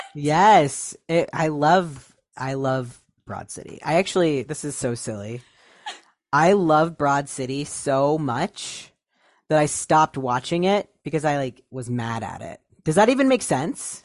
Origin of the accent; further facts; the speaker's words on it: Ohio, United States; moved away; I moved away from Ohio a while ago